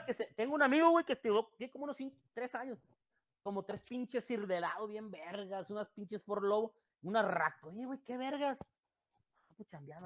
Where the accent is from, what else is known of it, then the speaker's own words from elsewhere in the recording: Nayarit, Mexico; moved away as an adult; also born or lived in Mexico City; cuando me fui de Nayarit